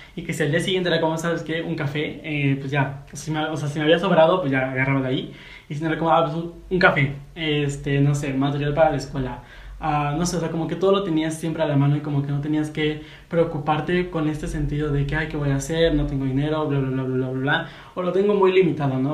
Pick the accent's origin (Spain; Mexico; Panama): Mexico; yo soy de México.